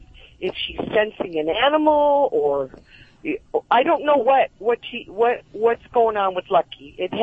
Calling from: Simi Valley, California, United States; Oh, I live in Simi Valley.

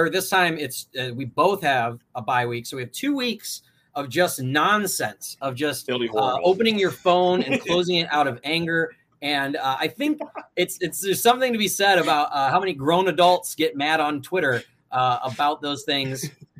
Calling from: Chicago, Illinois, United States; And I don't live in Michigan. I am coming in from Chicago.

